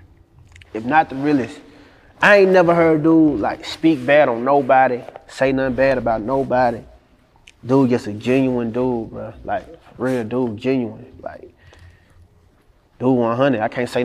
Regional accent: Helena, Arkansas, United States; From where I'm from, Helena.

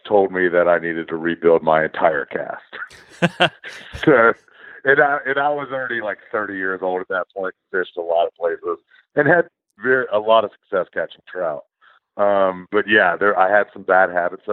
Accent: Charlotte, North Carolina, United States; also born or lived in Colorado; I'm from Charlotte originally

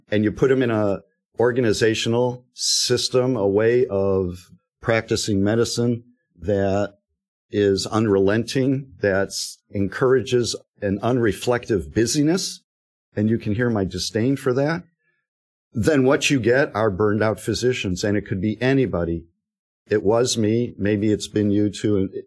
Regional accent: Detroit, Michigan, United States; moved away; I'm from Detroit.

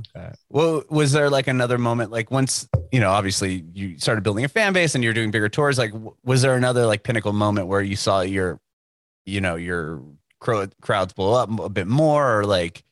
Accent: San Diego, California, United States; moved away as an adult; now in Nashville, United States; I'm, I'm from San Diego. I was born and raised there

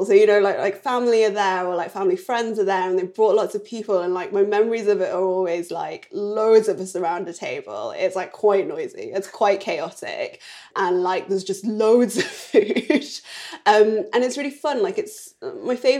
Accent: Newcastle upon Tyne, North East England, United Kingdom; also born or lived in Chongqing, China; now in London, United Kingdom; when I was like young in Newcastle with my family

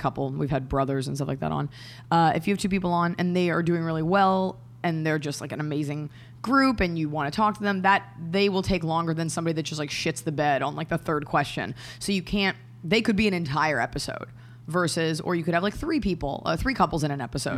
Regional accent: Dallas, Texas, United States; I'm from Dallas, Texas

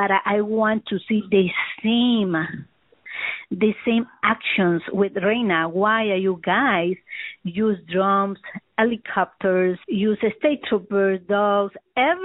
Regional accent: El Salvador; English is a second language; now in Massachusetts, United States; I'm from El Salvador

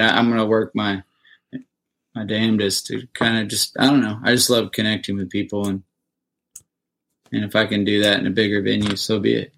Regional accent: Indiana, United States; moved away as an adult; now in Nashville, United States; I'm from Indiana

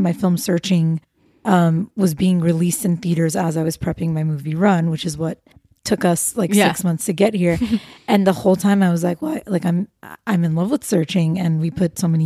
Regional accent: Los Angeles, California, United States; I was born and raised in LA. I'm Armenian American.

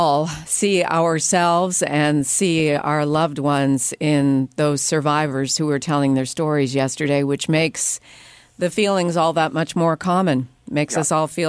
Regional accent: Canada; as a Canadian, life is a lot easier.

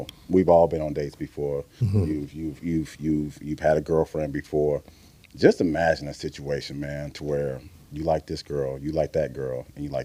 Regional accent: Missouri City, Texas, United States; I grew up in Mo City.

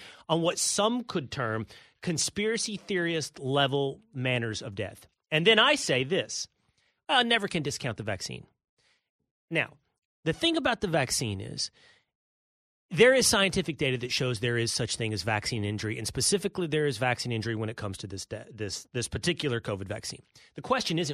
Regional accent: Texas, United States; moved away as an adult; also born or lived in New York City; I now live in Texas, my home state

